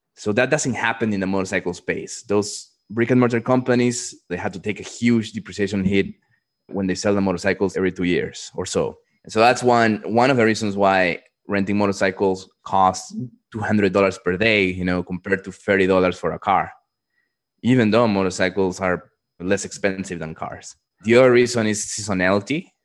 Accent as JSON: {"language": "English", "country": "Peru", "tie": "born or raised there", "also_born_or_lived": "Dallas, Texas", "moved": "yes", "said": "I grew up in Peru"}